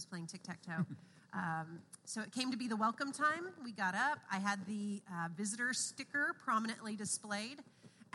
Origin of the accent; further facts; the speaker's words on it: Arkansas, United States; now in Allen, United States; I grew up in Arkansas